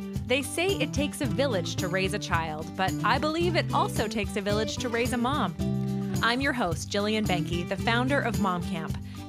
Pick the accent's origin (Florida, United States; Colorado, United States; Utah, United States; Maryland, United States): Colorado, United States; I'm from Colorado.